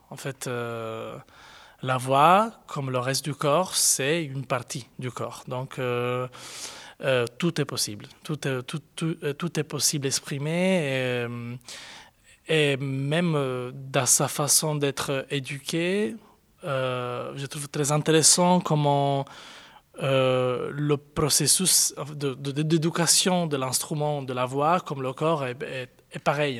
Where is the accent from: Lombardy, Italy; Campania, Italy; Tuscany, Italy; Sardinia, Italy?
Sardinia, Italy; Cagliari; moved away as an adult; also born or lived in Florence / Madrid; now in Brussels, Belgium; à Cagliari, qui est ma ville natale